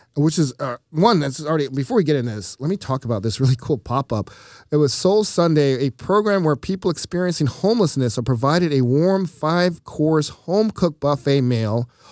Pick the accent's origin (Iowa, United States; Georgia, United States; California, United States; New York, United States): Georgia, United States; Atlanta; my hometown of Atlanta